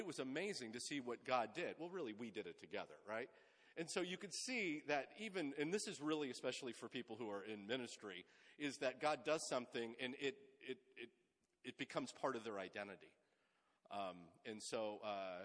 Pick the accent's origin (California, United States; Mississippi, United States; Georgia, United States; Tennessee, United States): California, United States; Sunnyvale; I grew up in the Bay Area. I'm a kid of the Silicon Valley. Grew up in Sunnyvale